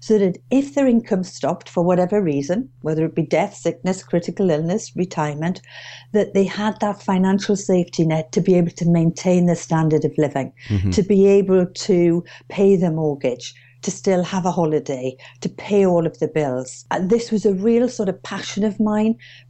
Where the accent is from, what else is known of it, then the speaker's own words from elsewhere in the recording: Durham, North East England, United Kingdom; moved away as an adult; now in Witney, United Kingdom; But as you can hear from my accent, I'm not from Oxfordshire originally. I'm actually from Durham. But I've been down here about 29 years now